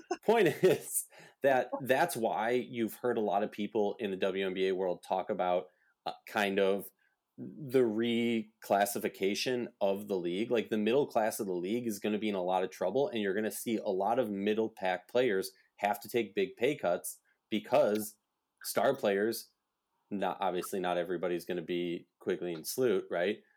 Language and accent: English; Minnesota, United States; my hometown state, Minnesota